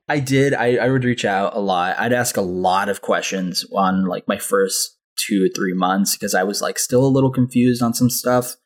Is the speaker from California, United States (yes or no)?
yes; Anaheim, California, United States; I grew up in Anaheim, California